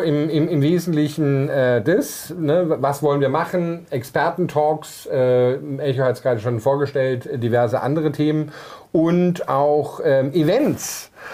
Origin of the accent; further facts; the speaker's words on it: Germany; moved away as an adult; als ich dann vor fünf, sechs Jahren wieder hier in meine Heimat Deutschland zurückgekommen bin